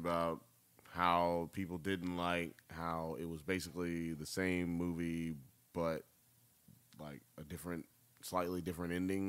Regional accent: United States; I'm American, man.

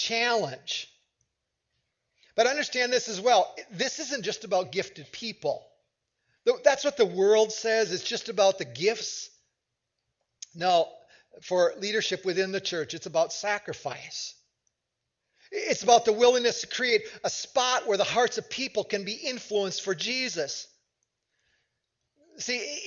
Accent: United States; as an American

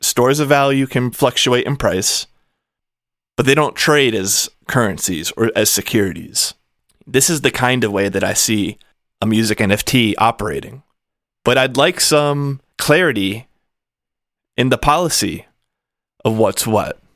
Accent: United States; I am American. I come from the U S

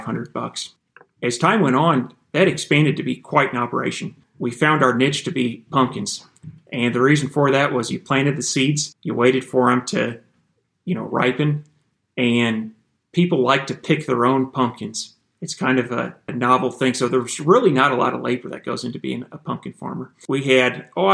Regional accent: Iowa, United States; So I grew up in Iowa and had four younger brothers

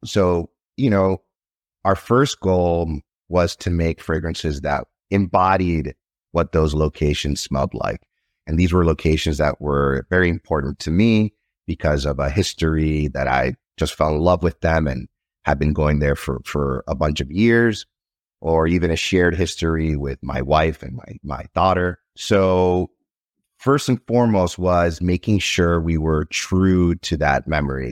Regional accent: Nicaragua; now in United States; I'm originally from Nicaragua. When I was growing up in Nicaragua, there wasn't really much to do.

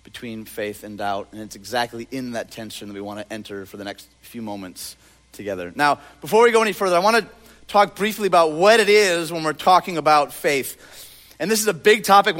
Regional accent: Detroit, Michigan, United States; I'm from Detroit

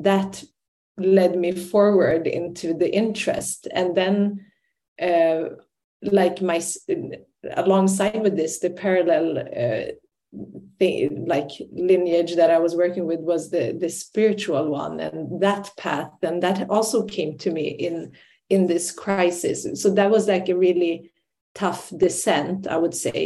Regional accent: Sweden; moved away as an adult; also born or lived in Iraqi Kurdistan / Ireland; I grew up in Sweden, but I'm Kurdish by ethnicity and culture and language

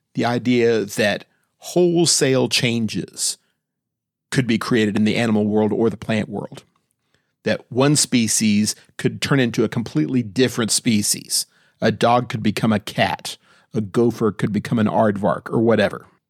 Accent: Austin, Texas, United States; moved away as an adult; I moved away from my hometown of Austin, Texas to go to college in nineteen eighty-four.

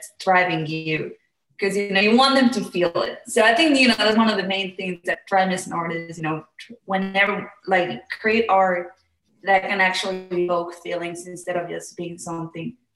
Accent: Mexico; I am from Mexico

